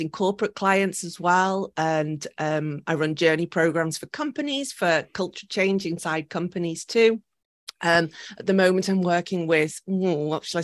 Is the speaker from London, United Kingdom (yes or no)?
no; Liverpool, North West England, United Kingdom; moved away as an adult; now in Miura Peninsula, Japan; I'm originally from Liverpool in the UK